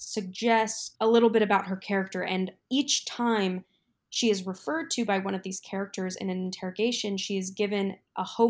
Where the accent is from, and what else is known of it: Iowa, United States; born or raised there